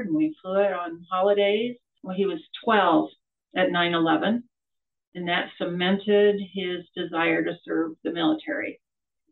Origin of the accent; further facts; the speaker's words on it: Orem, Utah, United States; also born or lived in Soda Springs, Idaho / Missouri; I was born in Soda Springs, Idaho, moved to Missouri for my dad's dental, and then moved back to Orem. Pretty much lived in the state of Utah since I was born